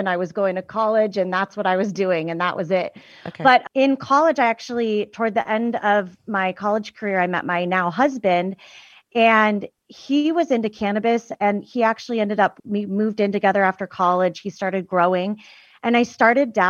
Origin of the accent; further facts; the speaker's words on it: United States; I grew up in Tahoe